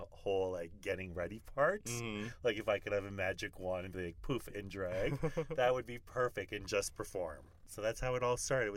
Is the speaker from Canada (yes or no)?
yes; St. Laurent, Manitoba, Canada; also born or lived in Winnipeg; now in Las Vegas, United States; I'm from Winnipeg, actually from St. Laurent, Manitoba, which is the little Métis community in the Interlake